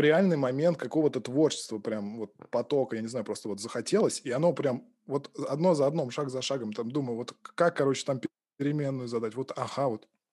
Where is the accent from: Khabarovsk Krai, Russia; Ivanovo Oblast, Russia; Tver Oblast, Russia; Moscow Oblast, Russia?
Moscow Oblast, Russia; Balashikha; moved away as an adult; now in Pushkin, Russia; родился я в Подмосковье, в городе Балашиха. Собственно, там я учился в школе и... Жил там, пока учился в университете